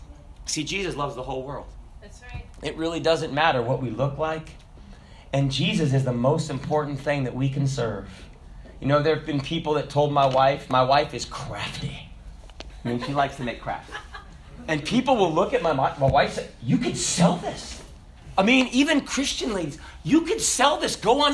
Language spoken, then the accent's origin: English; Hong Kong; also born or lived in Kenya / Russia; Because I was born in Kenya, and I grew up in Hong Kong, and I grew up in Russia, and I wouldn't understand until Brother Junor helped me out how to gut a fish.